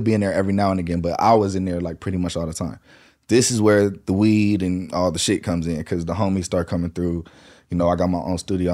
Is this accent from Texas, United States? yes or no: no; Lancaster, California, United States; also born or lived in Inglewood, California / North Hollywood, California; we moved from Inglewood, ninety-second and Van Ness to Lancaster, finished school out there, did school out there, and then I came back out here to North Hollywood